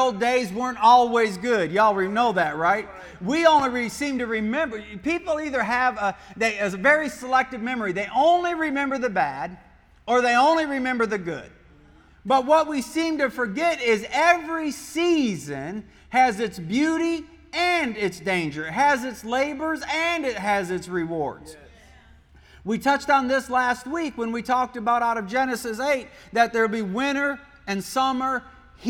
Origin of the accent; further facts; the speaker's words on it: Michigan, United States; moved away; also born or lived in Poland; I grew up in Michigan